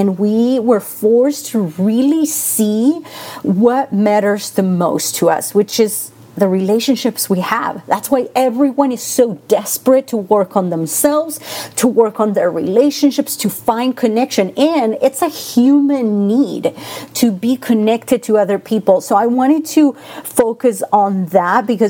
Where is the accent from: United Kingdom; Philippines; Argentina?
Argentina; English is a second language; now in Las Vegas, United States; I am originally from Argentina, so I have that. If you hear that accent, it's because I'm from Argentina.